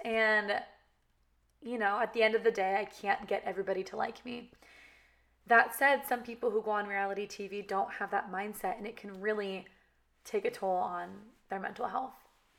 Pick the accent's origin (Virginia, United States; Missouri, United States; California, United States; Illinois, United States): California, United States; accent: valley girl; but I was raised in California, kind of talk like a valley girl. Like that's just how I was raised to talk.